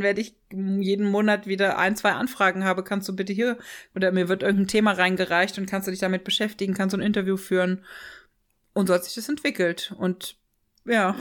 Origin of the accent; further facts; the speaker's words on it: Ochtendung, Rhineland-Palatinate, Germany; moved away; also born or lived in Freiburg; ich bin aufgewachsen in der Vordereifel, in einem kleinen Dorf. Ähm Ochtendung